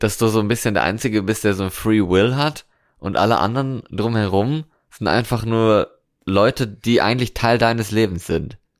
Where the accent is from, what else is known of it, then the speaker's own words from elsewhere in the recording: North Rhine-Westphalia, Germany; now in Cologne, Germany; aus meiner Heimat, so Westfalen